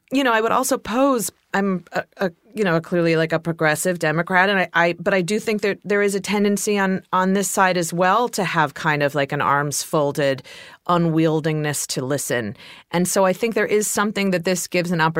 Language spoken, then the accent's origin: English; Ohio, United States; even though I'm from Ohio